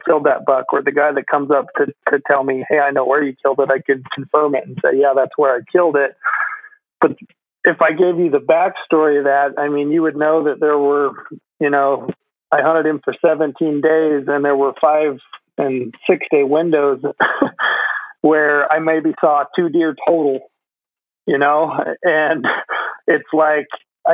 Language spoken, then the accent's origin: English; Utah, United States; growing up in Utah, where our elk hunt, is early